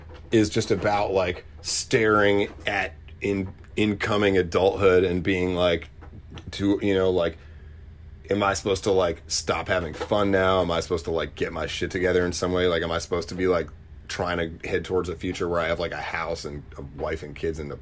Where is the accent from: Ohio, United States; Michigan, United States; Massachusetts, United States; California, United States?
Massachusetts, United States; Boston; it definitely showcases the fact that I'm from Boston, which is like a huge part of my identity. And if you look at the videos for the old stuff I put out, I try to shoot them all in the suburbs, in and around, you know, like Woburn and Medford